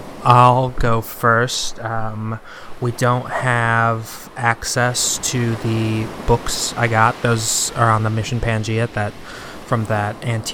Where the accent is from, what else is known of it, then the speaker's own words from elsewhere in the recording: Chicago, Illinois, United States; So this story is from my hometown, actually. It's a regional story from, you know, the little area where I grew up. Just like a little local tale from Chicago, Illinois.